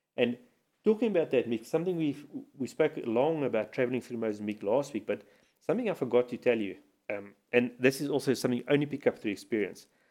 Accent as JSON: {"language": "English", "country": "South Africa", "said": "as a South African traveling to Mozambique"}